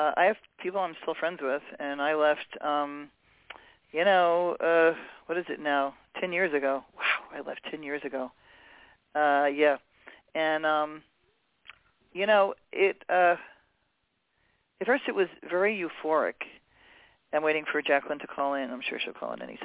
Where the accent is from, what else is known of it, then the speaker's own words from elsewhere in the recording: New York City, New York, United States; also born or lived in Hawaii; now in Los Angeles, United States; I grew up in New York City. I finished growing up in Hawaii.